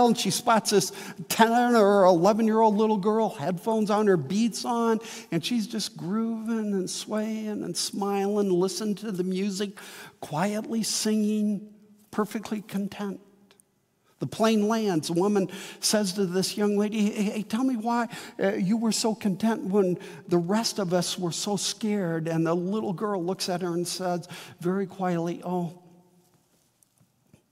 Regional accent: Midwest, United States; born or raised there; also born or lived in Wheaton, Illinois / St. Charles, Illinois

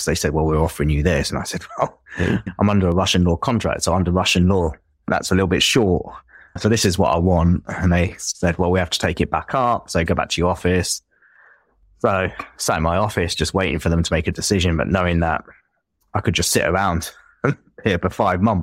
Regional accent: Enfield, London, United Kingdom; accent: Enfield, North London; I think I have quite a strong, at least Enfield, North London accent

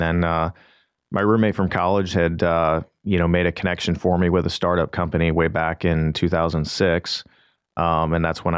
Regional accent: St. Louis, Missouri, United States; I'm originally from the St. Louis area, Mizzou grad. So went to the University of Missouri, and my dad was a mechanic by trade.

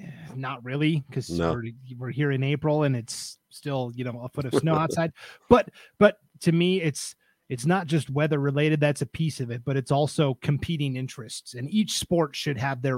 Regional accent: Montana, United States; I come from Montana. The seasons are very rigid there.

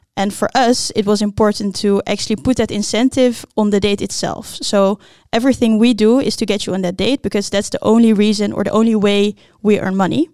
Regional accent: Blaricum, North Holland, Netherlands; I grew up in Blaricum

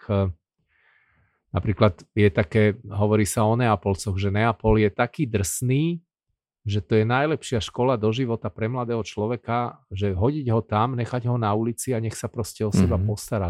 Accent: Bratislava, Bratislava Region, Slovakia; moved away as an adult; also born or lived in Rome, Italy / Edmonton, Canada / Vancouver, Canada; ja som chlapec z Bratislavy, z Poštovej ulice

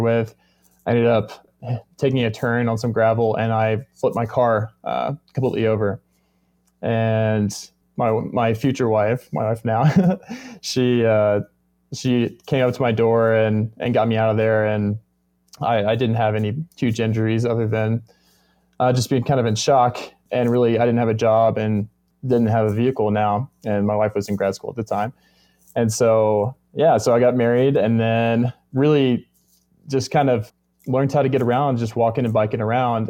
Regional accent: Arkansas, United States; now in Denver, United States; I'm actually from Arkansas

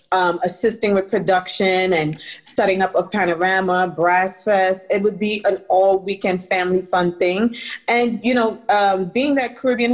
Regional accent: Brooklyn, New York, United States; And then as far as I'm concerned, when growing up in Brooklyn and Flatbush, we used to be, you know, it was more so like a masquerade type thing

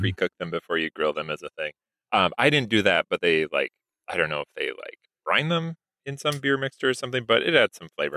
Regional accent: Eau Claire, Wisconsin, United States; Menards, is also headquartered in my hometown, and it's a home improvement chain that is mostly regional, upper Midwest

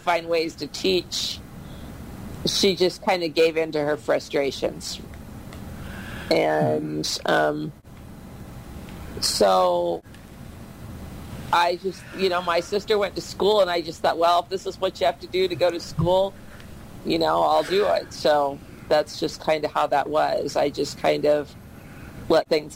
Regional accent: Iowa, United States; I went to school at Vinton, Iowa

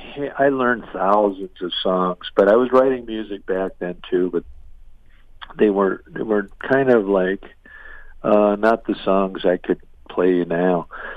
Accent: Madison, Minnesota, United States; Well, I grew up in Madison, and then

